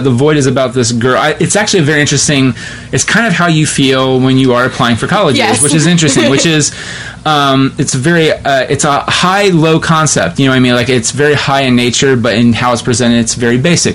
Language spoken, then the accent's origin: English; West Jefferson, Ohio, United States; I'm from West Jeff, and so like, that was like almost 15 years ago. But like, our big deal was like, we're doing Sound of Music.